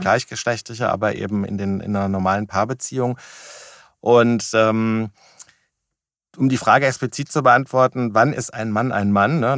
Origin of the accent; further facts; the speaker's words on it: Wiesbaden, Hesse, Germany; komme aus Wiesbaden